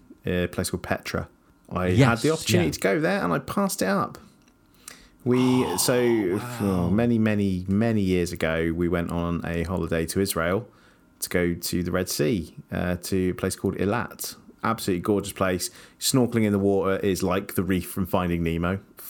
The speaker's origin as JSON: {"language": "English", "region": "Scotland", "country": "United Kingdom", "said": "As you can tell, I'm Scottish. You are not."}